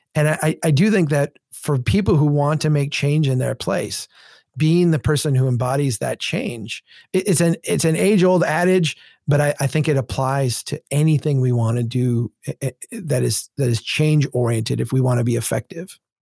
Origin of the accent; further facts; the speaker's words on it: Minnesota, United States; I'm from Minnesota